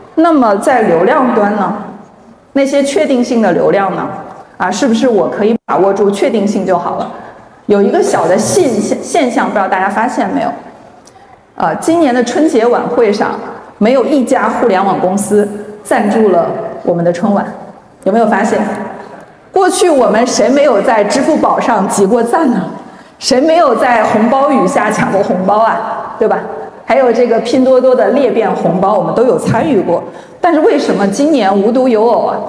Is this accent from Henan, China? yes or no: yes; Zhengzhou, Henan, China; 我是地道的土生土长的郑州人， 啊， 我初中在八中念的，高中在艺高